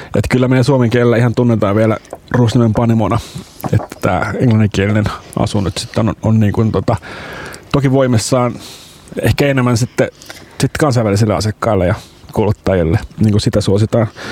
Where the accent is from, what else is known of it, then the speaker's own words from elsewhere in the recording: Pori, Satakunta, Finland; me ollaan Ruosniemessä fyysisesti sijaitaan. Ja eli sieltä se... mä itse kotosin myöskin